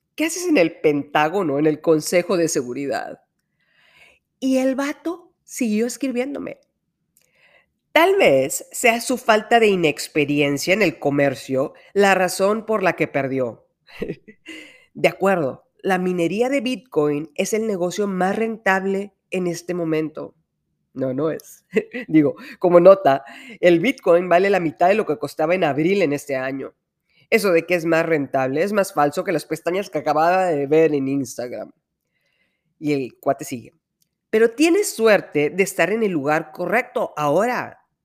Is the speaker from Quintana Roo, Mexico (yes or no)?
no; Monterrey, Nuevo León, Mexico; de aquí soy.